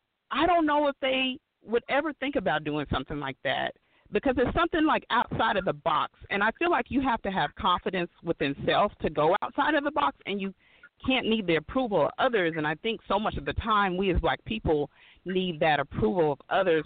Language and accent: English; Texas, United States; also born or lived in Oklahoma / Missouri; I grew up in Texas, Oklahoma, and Missouri.